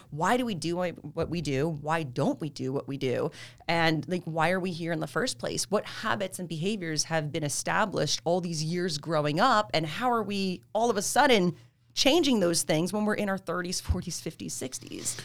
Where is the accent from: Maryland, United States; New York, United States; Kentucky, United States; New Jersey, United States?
New Jersey, United States; Freehold; also born or lived in Marlboro, New Jersey; I'm Jersey. I really have lived in the same area my whole life like that, like Freehold, Marlboro, Colsonnac area